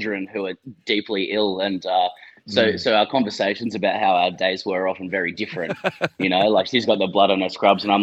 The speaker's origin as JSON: {"language": "English", "town": "Sydney", "region": "New South Wales", "country": "Australia", "moved": "as an adult", "lives_now": "Melbourne, Australia", "said": "I've lived in Melbourne for 10 to 12 years. I'm from Sydney originally"}